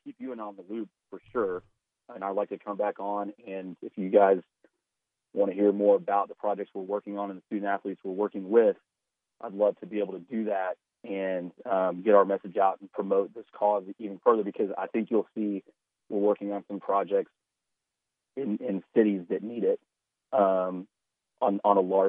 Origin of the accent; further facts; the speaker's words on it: Little Rock, Arkansas, United States; We're both from Little Rock.